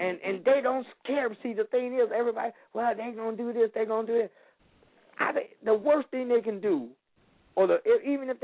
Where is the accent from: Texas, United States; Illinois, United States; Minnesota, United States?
Illinois, United States; Chicago; moved away as an adult; now in Benton Harbor, United States; I was born and raised in Chicago. I went to John Marshall High School